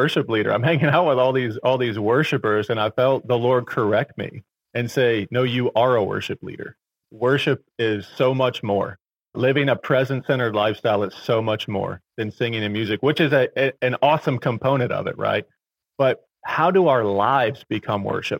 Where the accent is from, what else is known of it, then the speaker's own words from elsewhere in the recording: Virginia, United States; I was born and raised in Virginia. I've never left